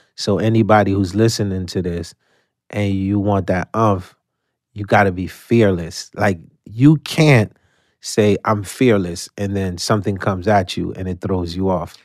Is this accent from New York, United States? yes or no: yes; New York City, New York, United States; English is a second language; also born or lived in Haiti; I came from Haiti when I was nine. I was raised in Coney Island